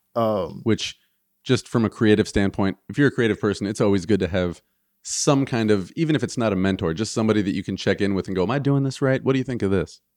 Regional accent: Michigan, United States; we're from Michigan

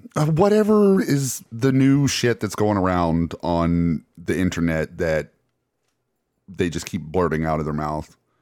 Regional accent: Alabama, United States; we're from Alabama

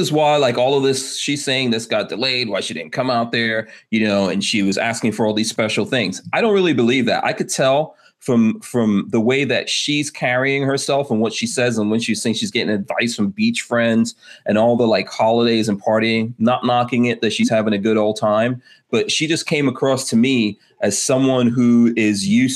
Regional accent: New York City, New York, United States; I grew up in Far Rockaway, New York in the 80s

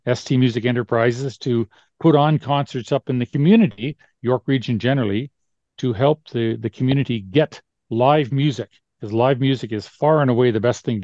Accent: Thornhill, Ontario, Canada; music was an important part of my growing up in Thornhill.

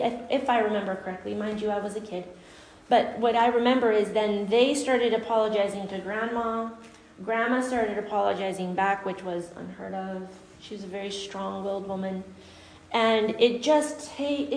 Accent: Guatemala; moved away; I grew up in Guatemala

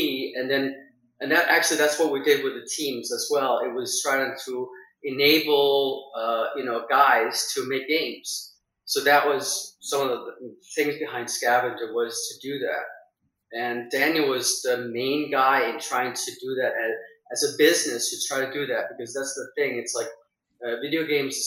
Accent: Denmark; moved away as an adult; now in United States; So I'm Danish. I was born in Denmark, grew up there until I was 20, and then I left for America

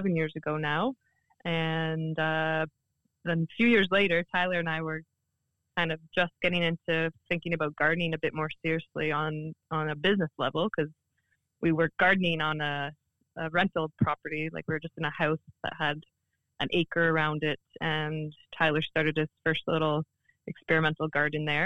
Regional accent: Oshawa, Ontario, Canada; now in Port Hope, Canada; I grew up in Oshawa

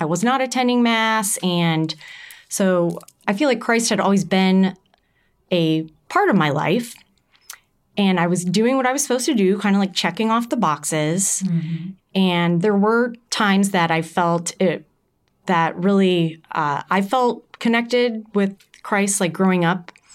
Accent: Carmel, Indiana, United States; I grew up here in Carmel

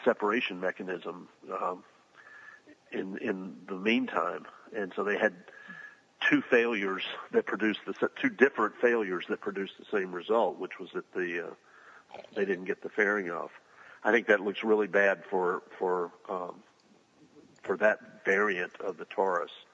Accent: Huntsville, Alabama, United States; I'm from Huntsville, Alabama

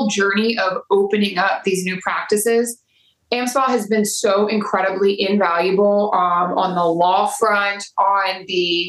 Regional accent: New Orleans, Louisiana, United States; moved away as an adult; also born or lived in Baton Rouge, Louisiana; now in Charlotte, United States; I am born and raised in New Orleans. However, I don't live there anymore

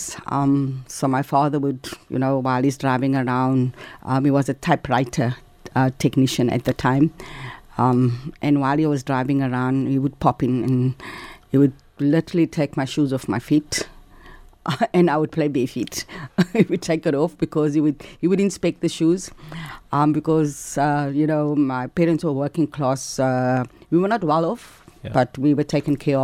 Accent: Cape Town, Western Cape, South Africa; also born or lived in Hanover Park; we lived in Heideveld, and we used to trek every day because we went to school in Salt River

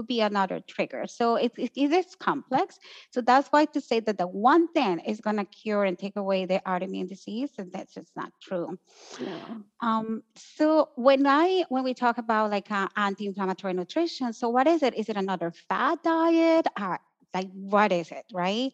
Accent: Colombia; moved away; I grew up in Colombia, so technically I lived in a pretty anti-inflammatory environment.

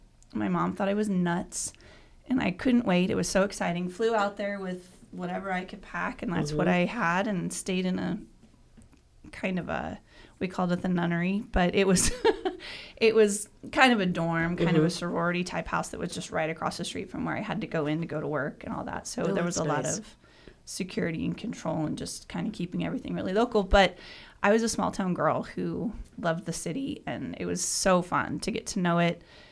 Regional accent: Douglas, Wyoming, United States; moved away as an adult; also born or lived in Washington, D.C.; now in McCook, United States; I'm from Douglas, Wyoming, the big town of, which is a lot similar size-wise to McCook.

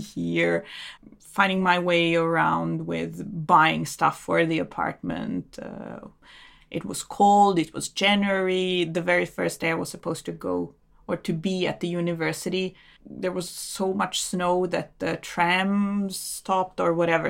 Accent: Belgrade, Serbia; moved away as an adult; now in Oslo, Norway; I'm from Belgrade, Serbia

